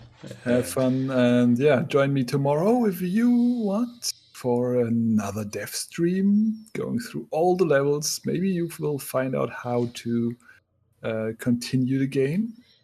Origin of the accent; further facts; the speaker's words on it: Konstanz, Baden-Württemberg, Germany; moved away; next week I'll be in Konstanz, my hometown.